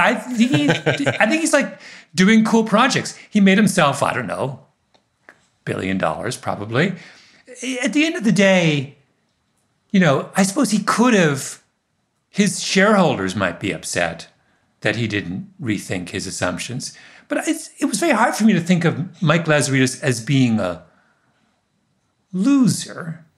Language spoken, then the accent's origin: English; Waterloo, Ontario, Canada; The exact same thing happened in Waterloo, my hometown. All the people who left RIM are the foundation of this incredible tech resurgence in Southern Ontario.